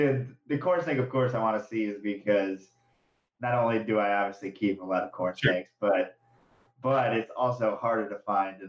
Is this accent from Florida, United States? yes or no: no; New York, United States; I grew up in New York too